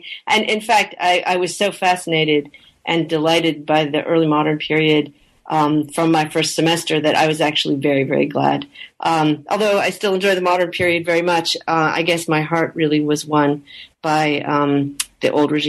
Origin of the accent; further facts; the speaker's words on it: Canada; So I am originally from Canada, and I grew up in Canada in the, in the 70s and 80s when French was obligatory for all kids in English-speaking Canada.